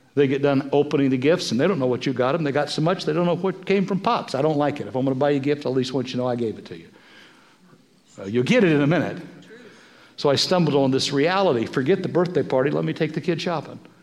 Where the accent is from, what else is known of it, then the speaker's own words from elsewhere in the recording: Kansas, United States; Now, we're from Kansas, right?